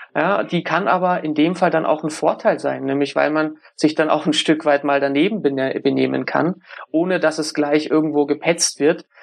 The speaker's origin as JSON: {"language": "German", "town": "Munich", "region": "Bavaria", "country": "Germany", "said": "Ich komme aus München"}